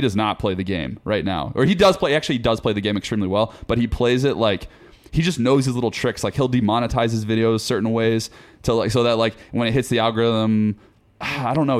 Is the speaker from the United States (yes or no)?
yes; Forsyth County, Georgia, United States; moved away; I'm from Forsyth County, Georgia. Small town, North Georgia, like, middle of nowhere